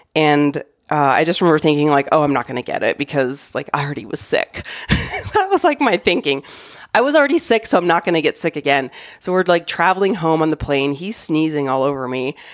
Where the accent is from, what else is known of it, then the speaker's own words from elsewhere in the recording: Arizona, United States; moved away as an adult; now in Denver, United States; I grew up in Arizona.